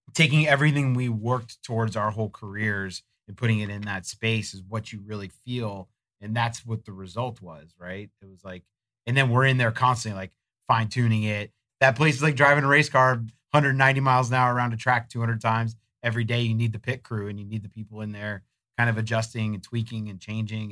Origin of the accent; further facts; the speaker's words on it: Florida, United States; growing up in Florida